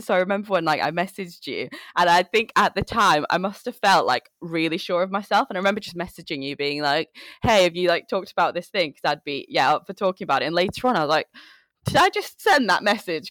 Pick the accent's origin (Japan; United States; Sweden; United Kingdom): United Kingdom; Manchester, North West England; moved away as an adult; also born or lived in Chittagong, Bangladesh; now in London, United Kingdom; I came here when I was five years old.